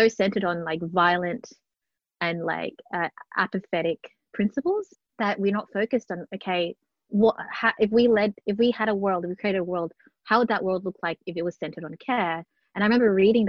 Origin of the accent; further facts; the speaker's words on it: Melbourne, Victoria, Australia; born and bred in Melbourne, grew up in public housing estates in Flemington and North Melbourne